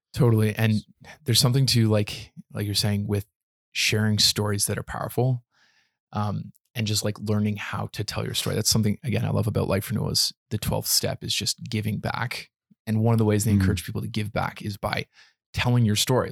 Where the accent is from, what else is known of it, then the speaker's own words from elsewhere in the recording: Canada; Being a being a Canadian citizen